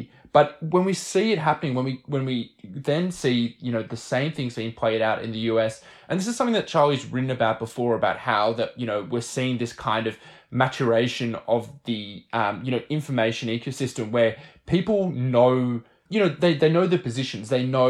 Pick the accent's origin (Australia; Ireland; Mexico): Australia; Sometimes I say that, you know, I'm an Australian internet reporter, but really that's a kind of stupid title because, like, there's no such thing as the Australian internet.